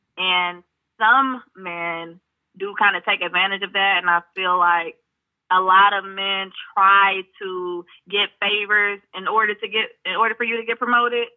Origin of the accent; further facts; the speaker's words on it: United States; accent: American; growing up in America